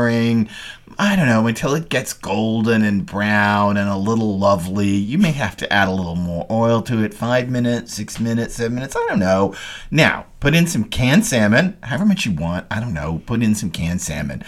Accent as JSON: {"language": "English", "town": "Dallas", "region": "Texas", "country": "United States", "tie": "born or raised there", "said": "I grew up in Dallas, and we were a long way from a coast"}